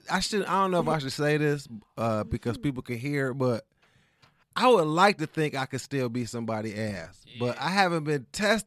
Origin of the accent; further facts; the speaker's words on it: Detroit, Michigan, United States; I'm from Detroit, by the way.